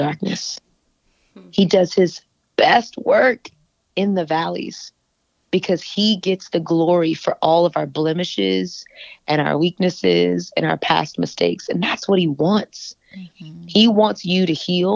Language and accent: English; Texas, United States; I'm from Texas